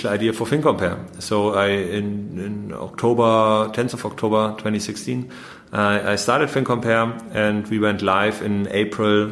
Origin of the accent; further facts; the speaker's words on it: Munich, Bavaria, Germany; moved away; also born or lived in Vienna / London / Paris / Berlin; I was born in Munich